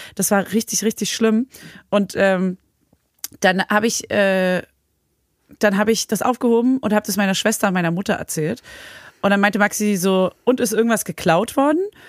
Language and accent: German; Berlin, Germany; now in Paris, France; ich als Berlinerin